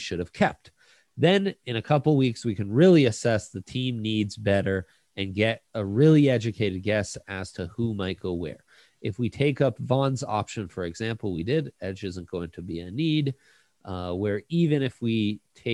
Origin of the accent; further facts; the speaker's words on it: Italy; now in Denver, United States; I grew up in Italy, but was born here